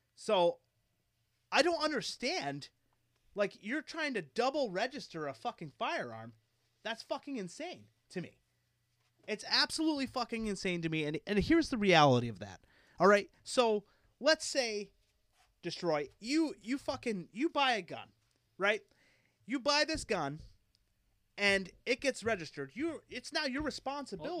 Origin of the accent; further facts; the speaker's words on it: Philadelphia, Pennsylvania, United States; I grew up in Philadelphia